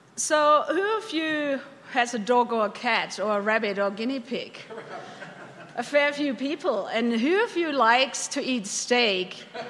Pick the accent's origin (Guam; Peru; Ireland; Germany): Germany; Bavaria; moved away as an adult; also born or lived in California / London, United Kingdom; now in Alberta, Canada; I'm born and bred in Bavaria